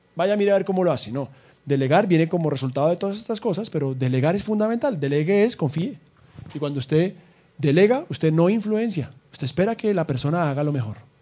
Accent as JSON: {"language": "Spanish", "country": "Colombia", "said": "Somos colombianos y berracos"}